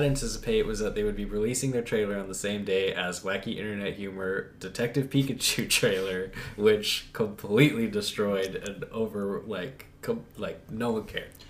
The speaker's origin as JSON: {"language": "English", "region": "California", "country": "United States", "said": "We're from California"}